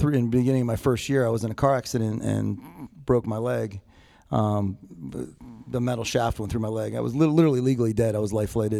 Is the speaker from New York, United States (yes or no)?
no; Pittsburgh, Pennsylvania, United States; moved away; also born or lived in Massachusetts; I was born in Massachusetts, and you know, my father, you know, lost my father at a very young age, and you know, my mother was a single mom. She had a couple kids, didn't know how to take care, didn't really know how to take care of us. She made some choices that she felt was best for us at the time, and remarried, and we moved across, you know, the East Coast to Pittsburgh